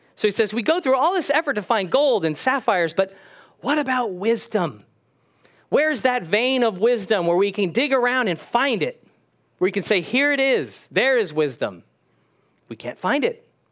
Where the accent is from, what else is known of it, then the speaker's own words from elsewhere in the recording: California, United States; I was born in California